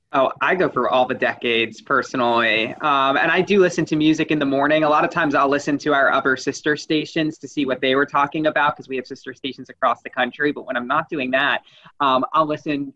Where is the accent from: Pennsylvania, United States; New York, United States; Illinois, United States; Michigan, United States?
New York, United States; moved away; also born or lived in New Jersey; I'm from New York originally